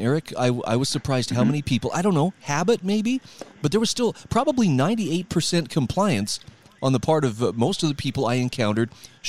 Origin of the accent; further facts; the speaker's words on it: Utah, United States; My home state of Utah